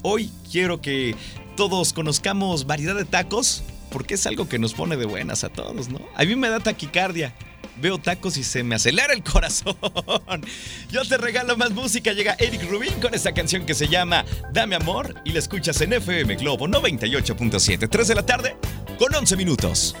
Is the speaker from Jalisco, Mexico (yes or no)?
yes; Atotonilco El Alto, Jalisco, Mexico; now in Guadalajara, Mexico; Yo soy de Atotonilco, el Alto